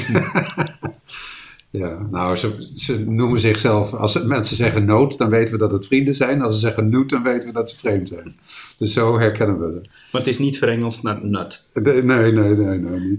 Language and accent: Dutch; Zeist, Utrecht, Netherlands; born there; also born or lived in Rotterdam / New Guinea / Florida; ik ben geboren in Zeist, in midden-Nederland. En eh, ik ben de vierde van het gezin. We hebben in Zeist gewoond, in, in Rotterdam, in Nieuw-Guinea, Florida.